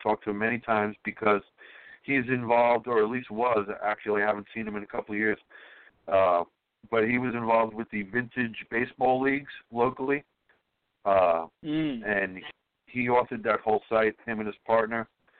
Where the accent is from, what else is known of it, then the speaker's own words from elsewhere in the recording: New York City, New York, United States; I was from Brooklyn